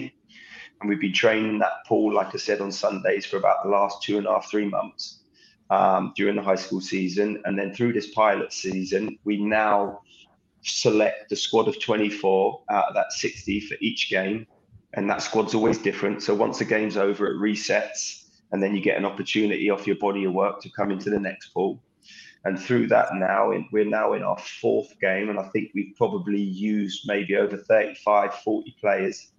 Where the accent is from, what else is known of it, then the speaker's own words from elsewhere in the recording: Southampton, South East England, United Kingdom; now in Lexington, United States; growing up in Southampton's academy.